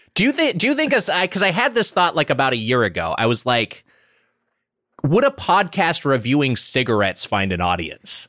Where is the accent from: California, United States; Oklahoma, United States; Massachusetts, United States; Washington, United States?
California, United States; Southern; I performed at Disneyland as a kid because I grew up in Southern California